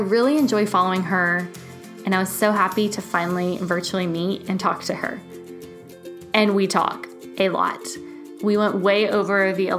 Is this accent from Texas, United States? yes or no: yes; Houston, Texas, United States; I was born and raised in Houston